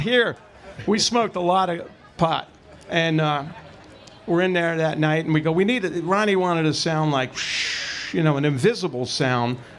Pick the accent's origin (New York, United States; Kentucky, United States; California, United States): New York, United States; New York City; Angelo and I grew up in Brooklyn together